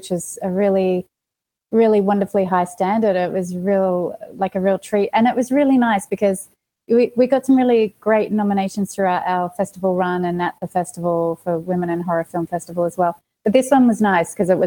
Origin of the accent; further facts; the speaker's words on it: Australia; moved away as an adult; now in Los Angeles, United States; I've got an accent. Did I say I'm from Australia? I'm from Australia